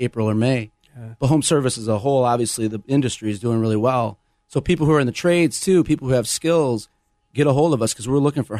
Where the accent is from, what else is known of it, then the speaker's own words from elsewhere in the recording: Flint, Michigan, United States; I'm from Flint, Michigan